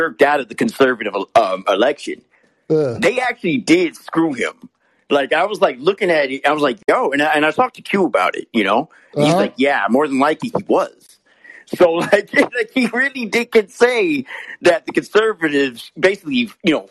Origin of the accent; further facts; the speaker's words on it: United States; being American